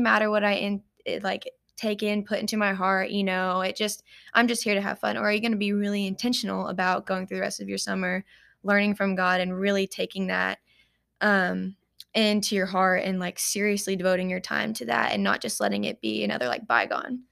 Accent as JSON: {"language": "English", "town": "Paducah", "region": "Kentucky", "country": "United States", "tie": "born or raised there", "said": "I was born and raised here in Paducah, Kentucky"}